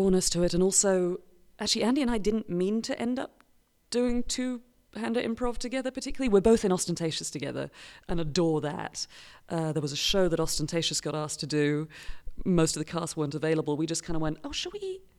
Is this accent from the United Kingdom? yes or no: yes; United Kingdom; I'm British